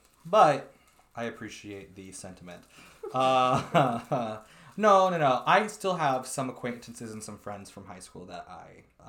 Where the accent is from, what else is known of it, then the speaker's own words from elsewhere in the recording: Topeka, Kansas, United States; I'm from Topeka.